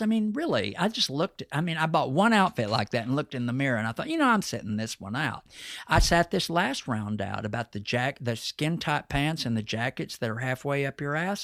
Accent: Texas, United States; accent: Texas twang; my Texas accent

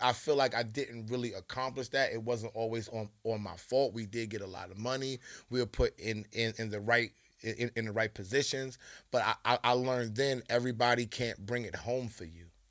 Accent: New York City, New York, United States; I'm from Queens, okay? I'm the most Queens nigga on this YouTube

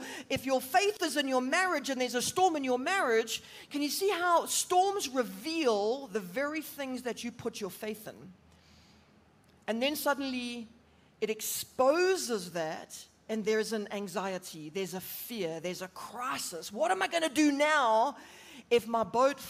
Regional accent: Durban, KwaZulu-Natal, South Africa; moved away as an adult; now in Johannesburg, South Africa; I'm originally from Durban, and we moved up to Joburg about 5 years ago

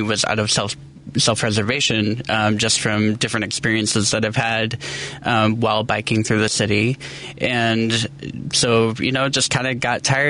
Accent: Ottawa, Illinois, United States; born there; also born or lived in eastern United States; I grew up all over the place, so I was a pastor's kid, and we moved a lot. So okay. I was born in Ottawa, Illinois.

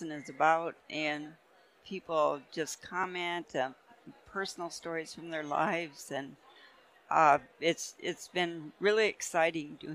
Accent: Cheyenne River Sioux Reservation, South Dakota, United States; now in Colorado, United States; I'm Lakota, and I'm from the Cheyenne River Lakota Sioux Reservation, which is in the middle of the state of South Dakota

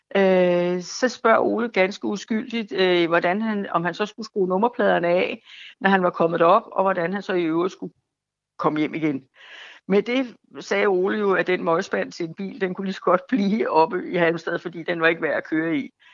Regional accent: Fredensborg, Capital Region of Denmark, Denmark; jeg bor i mit barndomshjem, og det er 1 i Fredensborg

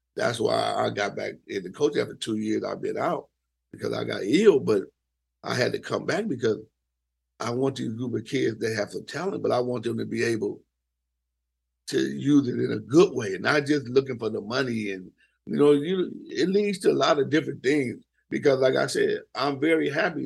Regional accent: the Bay Area, California, United States; I'm from the Bay.

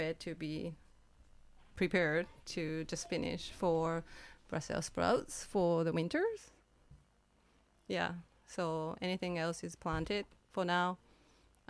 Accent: Kyoto, Japan; now in Cortes Island, Canada; In Japan, in Kyoto, but it's very countryside by the ocean

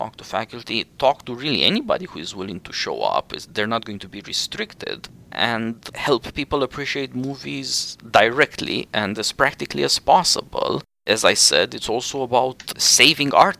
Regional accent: Romania; born or raised there; English is a second language

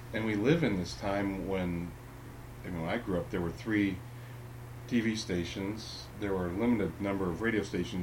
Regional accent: Ohio, United States; I was raised in Ohio

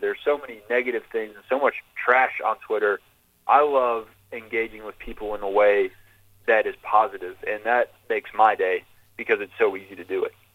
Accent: Georgia, United States; growing up in Georgia

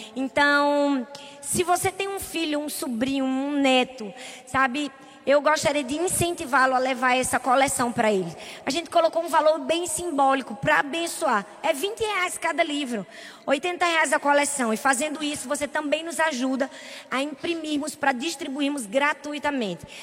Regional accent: Northeast Region, Brazil; a gente é nordestino

